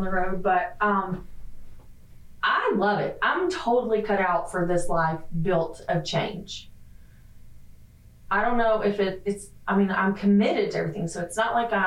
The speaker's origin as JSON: {"language": "English", "region": "the South", "country": "United States", "moved": "as an adult", "said": "I'm from the South"}